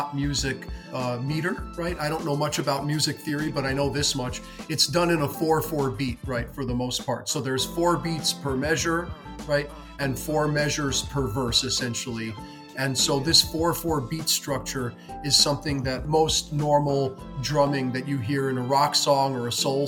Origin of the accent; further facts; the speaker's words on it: New York City, New York, United States; growing up in New York City